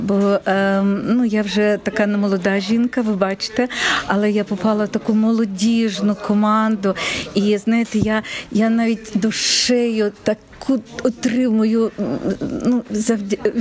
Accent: Kharkiv, Kharkiv Oblast, Ukraine; moved away as an adult; я також з Харкова

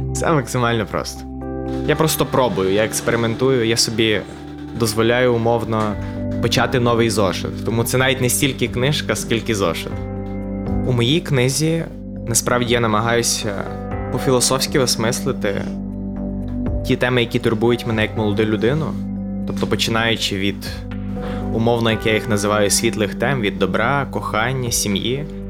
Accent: Morshyn, Lviv Oblast, Ukraine; also born or lived in Ivano-Frankivsk; я народився в Моршині. Це моє рідне, малюсіньке містечко, провінційне на Львівщині.

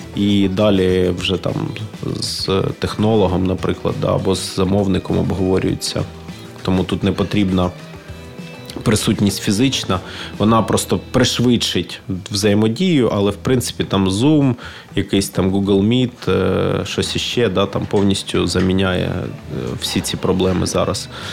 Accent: Ukraine; я з України

